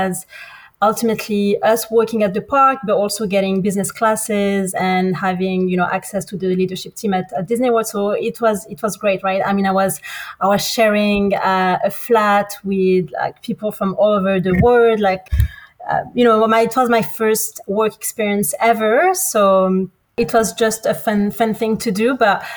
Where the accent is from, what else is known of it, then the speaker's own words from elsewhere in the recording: France; moved away as an adult; also born or lived in Morocco / United States / United Kingdom / Australia; I'm originally from Morocco. But born in France, studied in between France and the US, worked in the UK